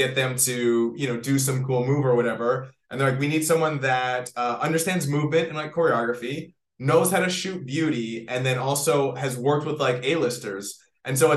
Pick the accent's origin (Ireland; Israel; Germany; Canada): Canada; moved away as an adult; now in Los Angeles, United States; I am from Canada. I moved to LA many, many years ago